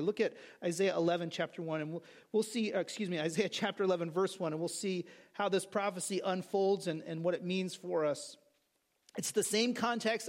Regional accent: California, United States; now in New Jersey, United States; growing up in California

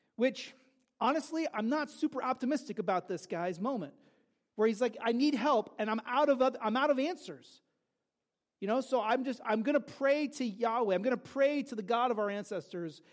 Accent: California, United States; I grew up in California during the O.J. Simpson drama

